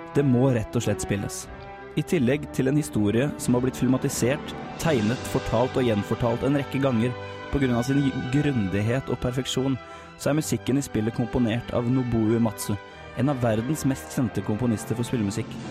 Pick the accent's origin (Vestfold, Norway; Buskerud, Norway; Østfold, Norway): Vestfold, Norway; Larvik; hjemme i Larvik